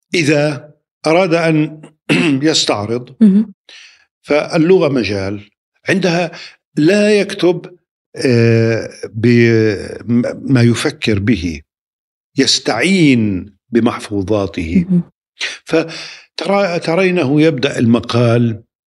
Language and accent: Arabic; Nablus, West Bank, Palestine; now in Ramallah, Palestine; تقع مدينة نابلس بين جبلين